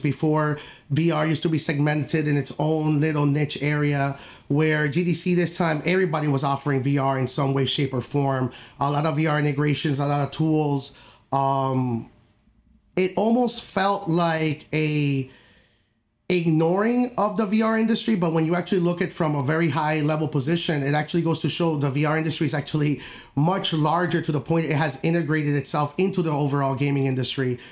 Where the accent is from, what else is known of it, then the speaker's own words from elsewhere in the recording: upstate New York, United States; I'm from New York, I'm from upstate